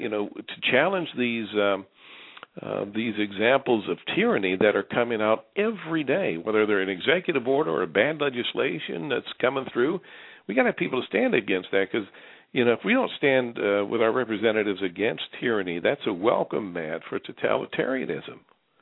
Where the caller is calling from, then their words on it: North Carolina, United States; I'm calling you from North Carolina.